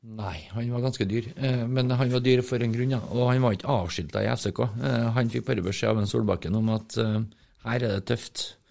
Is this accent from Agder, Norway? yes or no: no; Trøndelag, Norway; Som trøndere